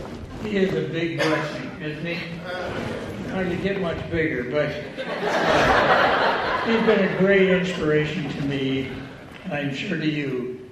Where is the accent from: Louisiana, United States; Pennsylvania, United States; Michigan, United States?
Michigan, United States; and now I'm from Michigan. That's where I get this weird accent. I was just back there last Sunday preaching, and it was neat to be back in my home territory.